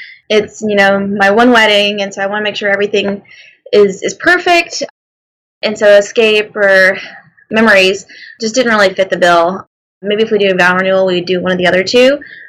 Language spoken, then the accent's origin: English; Mobile, Alabama, United States; But we are both from Mobile, Alabama. And that being our hometown